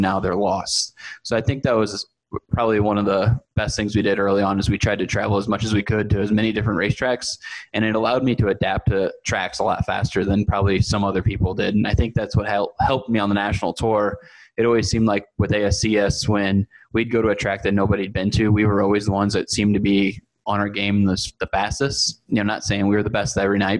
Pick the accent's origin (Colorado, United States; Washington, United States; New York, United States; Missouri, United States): Missouri, United States; St. Louis; also born or lived in Sunset Hills, Missouri; So I'm from St. Louis, Missouri, always hailed from Sunset Hills, Missouri